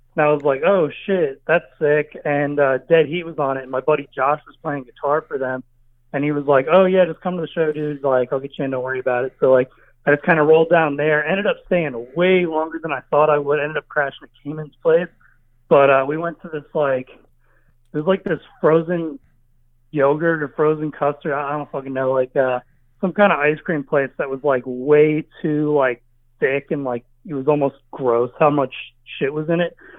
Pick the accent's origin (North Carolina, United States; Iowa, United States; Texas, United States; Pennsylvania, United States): North Carolina, United States; Charlotte; moved away as an adult; also born or lived in Long Island, New York; now in California, United States; I'm not from North Carolina. I'm from Long Island. Um, I moved to North Carolina at a very young age